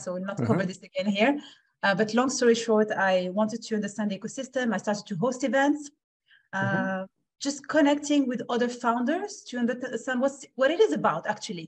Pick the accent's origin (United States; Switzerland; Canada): Switzerland; also born or lived in Morocco; I'm born in Morocco, grew up in Switzerland